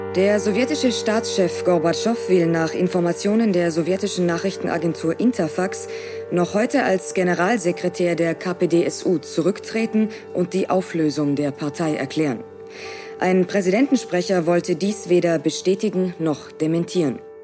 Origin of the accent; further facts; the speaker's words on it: Ukraine; Wir sind in der Ukraine geboren, wir leben in diesem Land und wir sind Ukrainerinnen und Ukrainer.